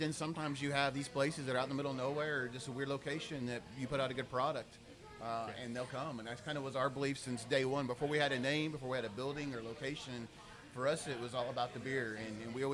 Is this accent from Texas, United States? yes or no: yes; Pearland, Texas, United States; I grew up in Pearland, moved there at the end of 1979, went to grade school or elementary school all the way through high school, graduated there